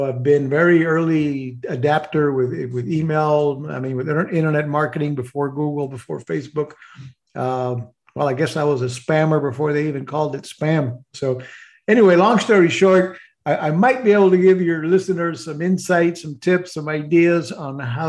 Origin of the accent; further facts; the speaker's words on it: Puerto Rico; I grew up in Puerto Rico, although I'm Mexican descendants